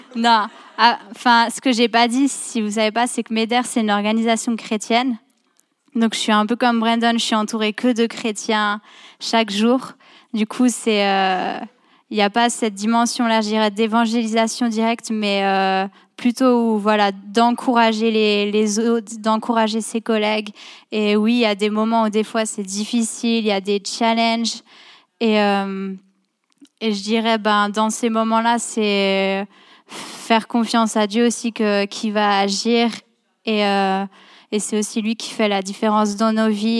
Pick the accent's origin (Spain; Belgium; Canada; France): France; moved away; je viens de France à la base.